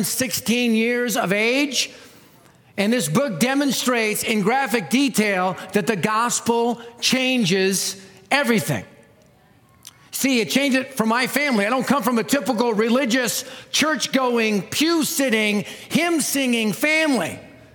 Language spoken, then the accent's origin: English; Denver, Colorado, United States; I'm from Denver. I live in Denver